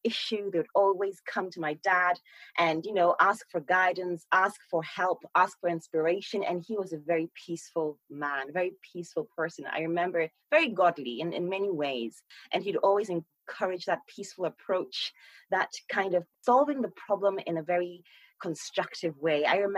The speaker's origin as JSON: {"language": "English", "country": "Ghana", "tie": "born or raised there", "moved": "yes", "said": "So, you know, my mom is Polish, right? And my dad is Ghanaian. So I was born and raised in Ghana."}